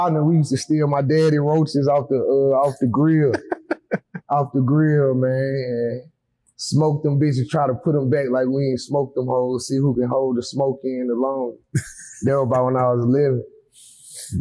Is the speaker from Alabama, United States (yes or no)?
yes; Huntsville, Alabama, United States; born or raised there; also born or lived in Athens, Alabama / Decatur, Alabama